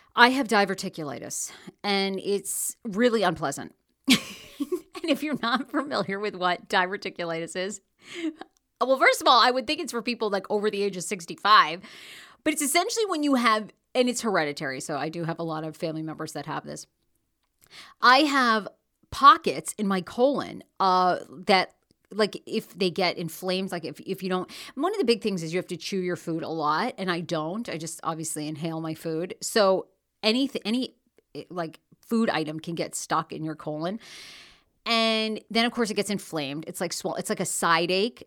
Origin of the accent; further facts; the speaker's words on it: Maine, United States; moved away; I'm from Maine. Originally grew up, born and raised in Maine